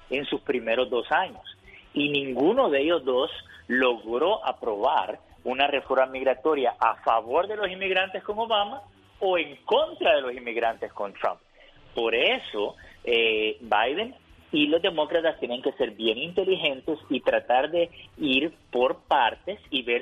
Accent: San Luis Río Colorado, Sonora, Mexico; soy de San Luis Río Colorado y escucho a Genio Lucas todos los días.

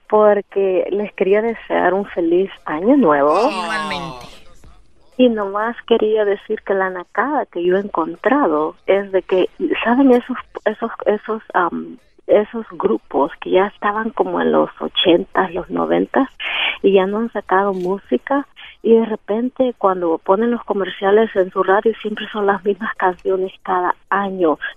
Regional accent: Guatemala; now in Pasadena, United States

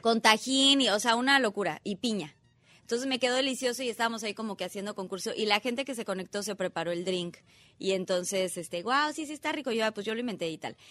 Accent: Mexico; como mexicanos

